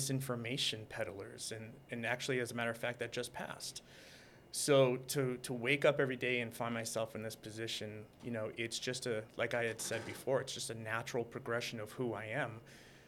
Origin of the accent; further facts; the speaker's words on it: Boston, Massachusetts, United States; moved away as an adult; now in Los Angeles, United States; I was born and raised in Boston